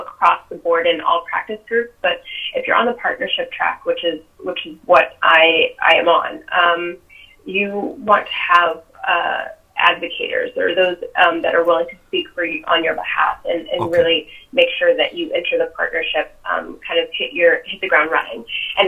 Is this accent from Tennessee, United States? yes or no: no; Eagle River, Alaska, United States; also born or lived in Delaware / Virginia; now in Anchorage, United States; I'm actually from Alaska. I'm from Eagle River.